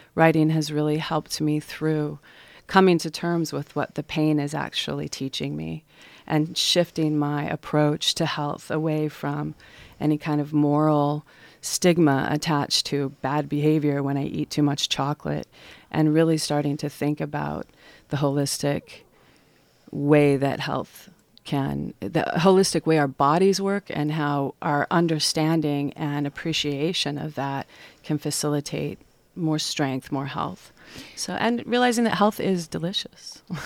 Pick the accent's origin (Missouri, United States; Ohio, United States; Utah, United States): Utah, United States; Salt Lake City; moved away as an adult; now in Astoria, United States; I'm from Salt Lake City, Utah